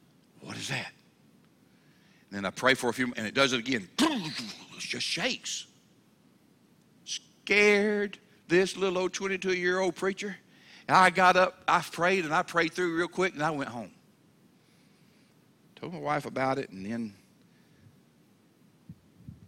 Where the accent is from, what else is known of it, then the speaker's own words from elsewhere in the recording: Mobile, Alabama, United States; I'm from Mobile, Alabama, okay? We're down there around the water